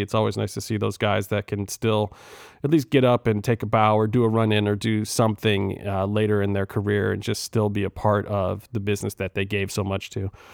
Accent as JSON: {"language": "English", "town": "Cleveland", "region": "Ohio", "country": "United States", "said": "I'm from Cleveland"}